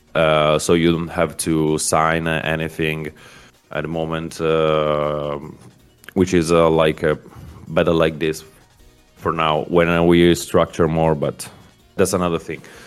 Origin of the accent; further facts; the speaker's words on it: Milan, Lombardy, Italy; I'm from Italy, from Milan